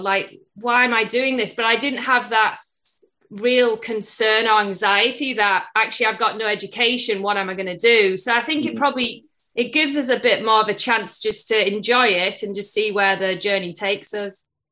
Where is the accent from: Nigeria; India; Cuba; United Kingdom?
United Kingdom; Middlesbrough, North East England; moved away as an adult; also born or lived in United States; I'm originally from England in the northeast, a town called Middlesbrough